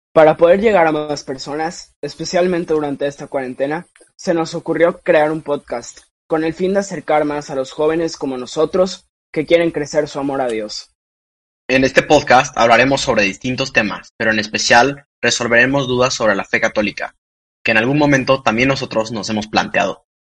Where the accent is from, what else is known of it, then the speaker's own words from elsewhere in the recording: Saltillo, Coahuila, Mexico; soy de Saltillo